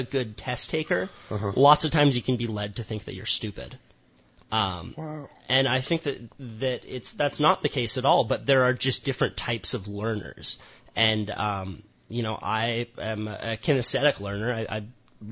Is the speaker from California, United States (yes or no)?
yes; Santa Cruz, California, United States; I grew up in Santa Cruz. My parents split. I was born on Cayuga Street